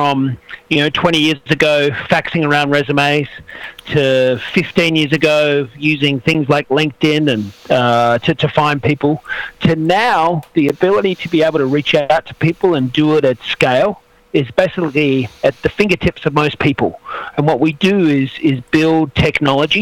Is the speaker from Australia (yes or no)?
yes; Australia; now in San Francisco, United States; I'm from Australia, but based up here in San Francisco